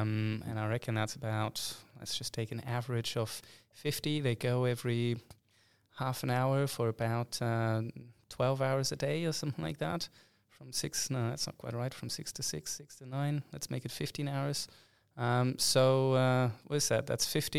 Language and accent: English; Hamburg, Germany; English is a second language; See, I'm from Hamburg. We had our own opera disaster where I think the original quote went about 10 times over or something.